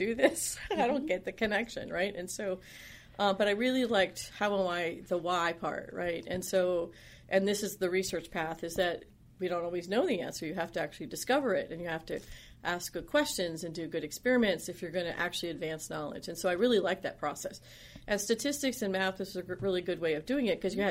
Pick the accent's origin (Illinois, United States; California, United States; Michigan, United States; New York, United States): New York, United States; upstate; moved away; also born or lived in Pittsburgh, Pennsylvania / Ohio / North Carolina / Pennsylvania; grew up in upstate New York, right between Schenectady and Saratoga